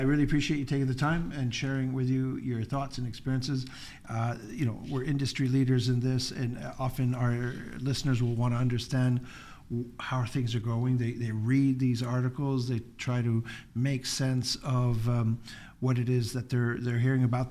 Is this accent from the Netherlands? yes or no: no; Canada; I just became a UK national after obviously being Canadian all my life.